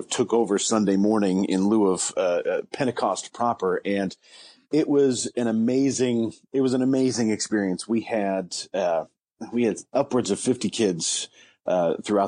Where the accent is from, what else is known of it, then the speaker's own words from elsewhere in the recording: Ligonier, Indiana, United States; now in Wabash, United States; the Ligonier United Methodist Church in what I consider my hometown